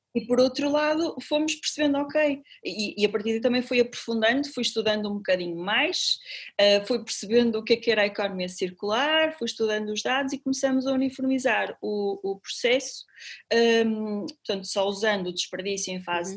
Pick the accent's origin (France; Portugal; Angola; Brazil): Portugal; Paredes, Norte; now in Porto, Portugal; eu cresci com os meus avós e quando eu cheguei ao Porto com 18 anos, eu sou de Paredes, é uma cidadezinha eh, a, a, a 35 km aqui do Porto